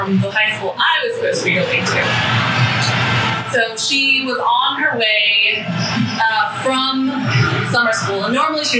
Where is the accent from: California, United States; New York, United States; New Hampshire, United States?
California, United States; Moreno Valley; moved away; I'm from California originally.